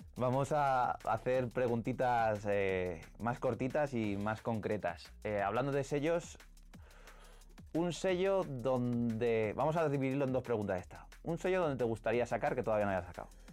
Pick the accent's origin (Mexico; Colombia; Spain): Spain; Ciudad Real, Castilla-La Mancha; el sueño de pinchar en una plaza de Ciudad Real, que es de donde soy